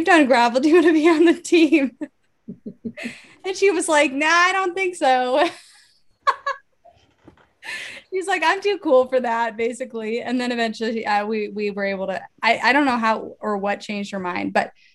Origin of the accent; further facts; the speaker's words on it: Arlington, Virginia, United States; moved away; also born or lived in San Diego; I'm from Northern Virginia, Arlington, right outside DC